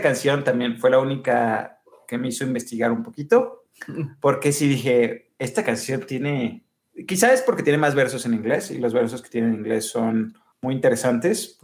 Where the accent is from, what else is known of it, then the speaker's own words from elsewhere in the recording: Mexico; como mexicanos